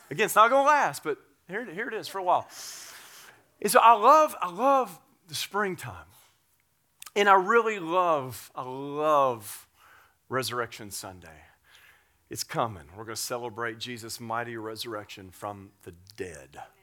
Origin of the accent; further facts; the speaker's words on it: Tennessee, United States; I grew up in Tennessee, and I grew up working on a farm